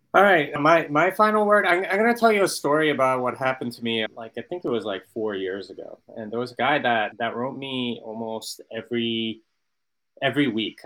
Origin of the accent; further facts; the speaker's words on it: United States; as an American here in Italy